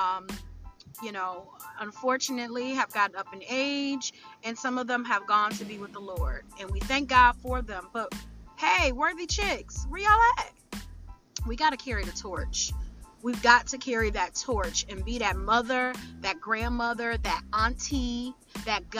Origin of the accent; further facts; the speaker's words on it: Detroit, Michigan, United States; my hometown, the Detroit area